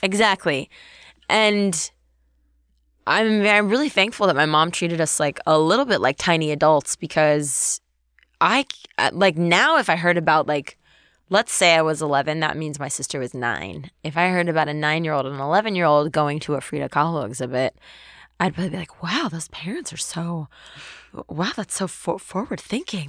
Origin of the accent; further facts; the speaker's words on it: Webster, Texas, United States; so I grew up in Texas. I went to a public school in Texas